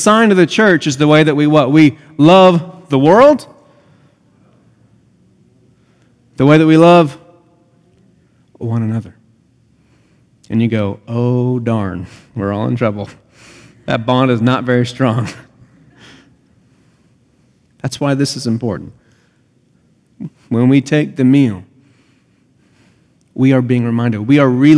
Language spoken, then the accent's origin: English; United States; I'm an American.